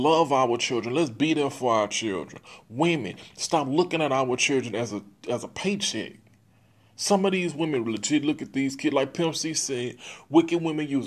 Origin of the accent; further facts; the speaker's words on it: Texas, United States; I'm from Texas